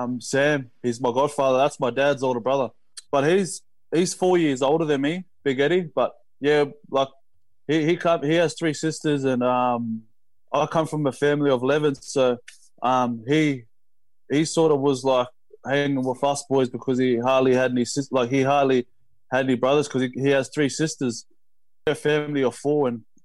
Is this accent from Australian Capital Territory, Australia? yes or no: yes; Canberra, Australian Capital Territory, Australia; like, we grew up in Canberra, and then obviously we take different paths